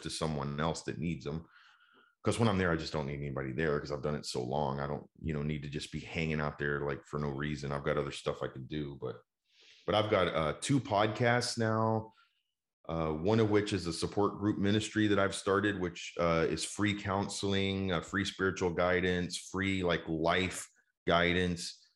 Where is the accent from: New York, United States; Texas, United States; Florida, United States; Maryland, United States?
Texas, United States; Dallas; also born or lived in Houston; Dallas is just kind of like you know where my family has been and where I've grown up.